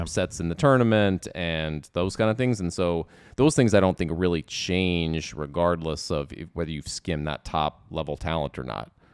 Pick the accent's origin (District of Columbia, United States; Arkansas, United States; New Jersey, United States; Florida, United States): District of Columbia, United States; Washington; born or raised there